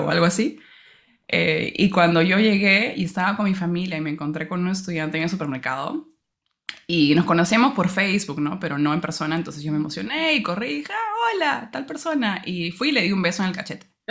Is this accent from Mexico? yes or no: no; Peru; moved away as an adult; now in London, United Kingdom; como peruana y estudiante